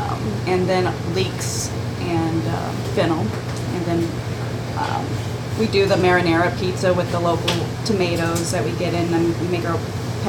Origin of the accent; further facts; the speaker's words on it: Phoenix, Arizona, United States; moved away; also born or lived in Mogollon Rim, Arizona; I'm originally from Phoenix.